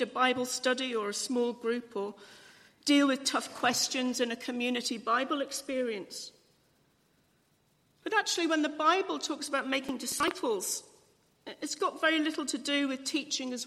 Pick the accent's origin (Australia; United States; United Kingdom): United Kingdom; England; I'm English